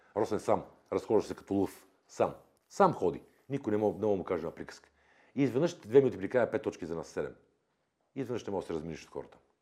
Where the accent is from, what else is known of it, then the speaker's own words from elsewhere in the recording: Bulgaria; аз съм българин, обичам България